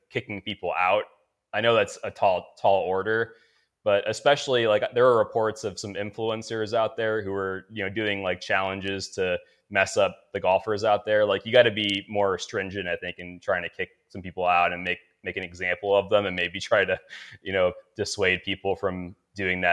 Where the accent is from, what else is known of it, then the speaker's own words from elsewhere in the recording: South Florida, United States; I'm from South Florida